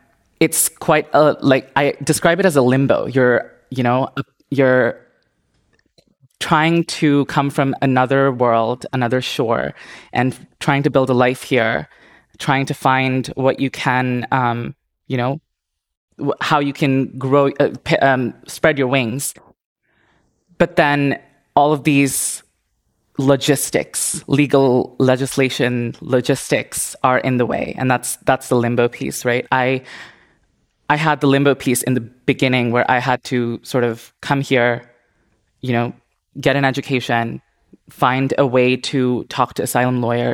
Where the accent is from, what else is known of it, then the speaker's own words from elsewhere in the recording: India; also born or lived in Indonesia; now in United States; Like I said, I grew up in India, I grew up in Indonesia, and I was suffocated in that society and felt like I couldn't find freedom.